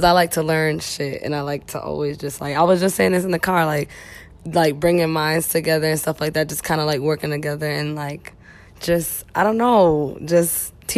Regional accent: New York City, New York, United States; I'm from Brooklyn originally

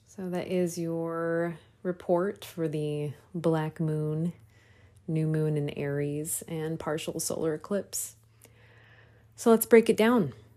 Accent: Des Moines, Iowa, United States; moved away; I'm doing a transformer residency in my hometown of Des Moines, Iowa

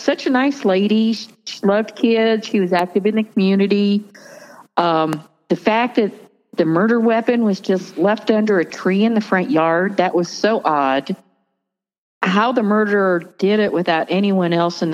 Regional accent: Barberton, Ohio, United States; moved away as an adult; also born or lived in Texas; now in northern Colorado, United States; I grew up in Barberton, graduated from Barberton High School

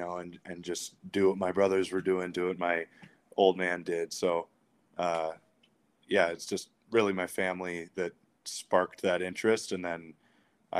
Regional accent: Edina, Minnesota, United States; also born or lived in Notre Dame, Indiana; I'm from Edina High School, more of a hockey town than anything

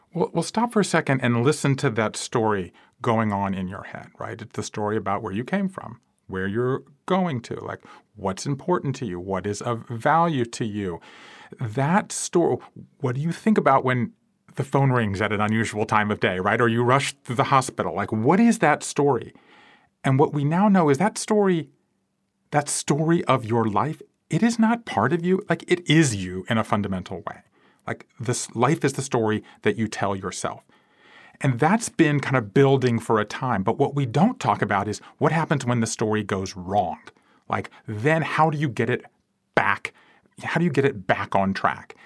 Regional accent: South Georgia, United States; moved away as an adult; also born or lived in Japan; I grew up in South Georgia

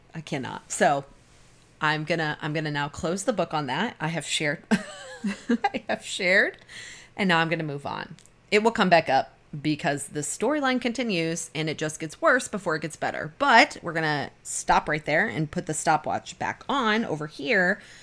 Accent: Kalamazoo, Michigan, United States; also born or lived in Arizona; I consider Kalamazoo more where I grew up than I do Arizona

